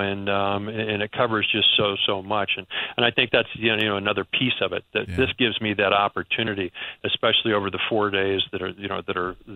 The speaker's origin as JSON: {"language": "English", "region": "Missouri", "country": "United States", "moved": "yes", "lives_now": "New York, United States", "said": "I'm from the Midwest. I'm from Missouri."}